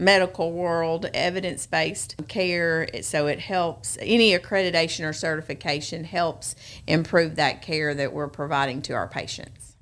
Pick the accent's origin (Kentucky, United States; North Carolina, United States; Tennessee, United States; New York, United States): Tennessee, United States; Memphis; moved away as an adult; also born or lived in Arkansas; now in Jackson, United States; I was actually born and raised in Memphis, went to Bartlett High School.